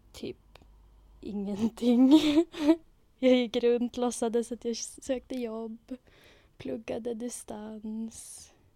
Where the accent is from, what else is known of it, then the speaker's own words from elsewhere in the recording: Umeå, Västerbotten County, Sweden; also born or lived in London, United Kingdom / Arkansas, United States; född och uppvuxen på Ålidhem i Umeå